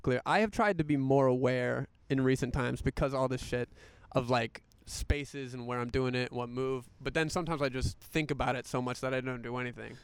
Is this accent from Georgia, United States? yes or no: no; North Carolina, United States; born or raised there; moved away